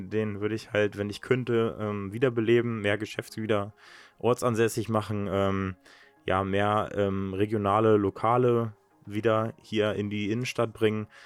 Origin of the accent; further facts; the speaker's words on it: Königslutter, Lower Saxony, Germany; Also ich bin in Königslutter aufgewachsen, bin äh, in Helmstedt geboren, das ist äh, halt das nächste Krankenhaus.